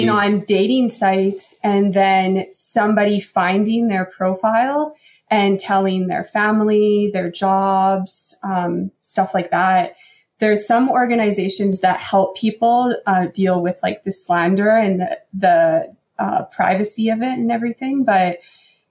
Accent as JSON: {"language": "English", "town": "Calgary", "region": "Alberta", "country": "Canada", "accent": "Canadian", "said": "we're from Calgary"}